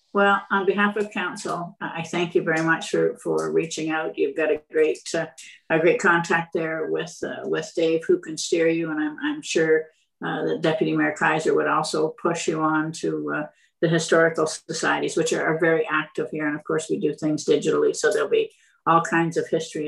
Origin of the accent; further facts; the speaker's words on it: Renfrew, Ontario, Canada; I was born in Renfrew